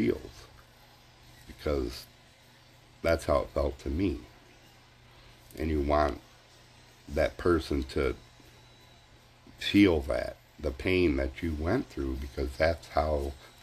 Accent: United States; being American

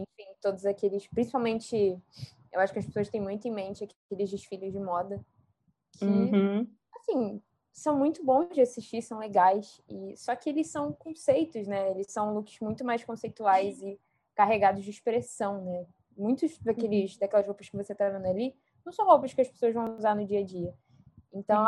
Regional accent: Rio de Janeiro, Brazil; accent: chiando; eu sou carioca.

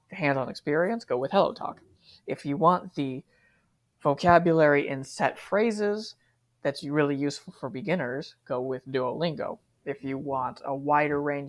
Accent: United States; moved away as an adult; now in Japan; I was raised in America. I'm never going to be able to stop thinking completely like an American

